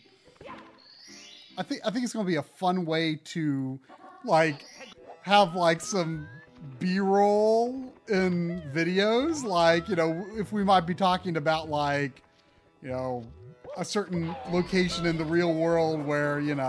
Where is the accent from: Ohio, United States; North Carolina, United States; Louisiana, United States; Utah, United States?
North Carolina, United States; Winston-Salem; that's my hometown